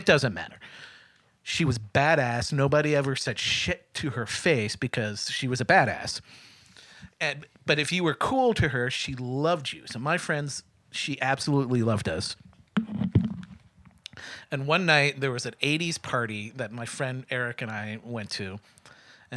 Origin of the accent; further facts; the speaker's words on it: Midwest, United States; moved away as an adult; also born or lived in Springfield, Missouri; I'm a Midwesterner